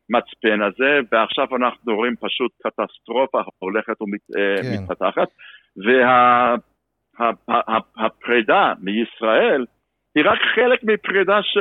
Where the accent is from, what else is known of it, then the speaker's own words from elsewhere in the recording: United States; moved away as an adult; also born or lived in Los Angeles; now in Israel; אני בא משם, משפחתך באה משם.